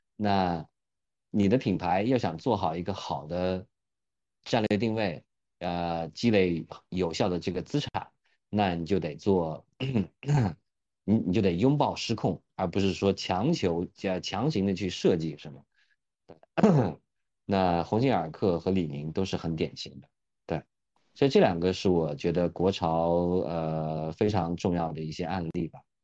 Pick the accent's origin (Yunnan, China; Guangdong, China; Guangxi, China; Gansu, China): Yunnan, China; Eshan; moved away as an adult; 我的老家，我的老家呢是在云南的一个彝族县啊，就是 ，呃，叫峨山彝族自治县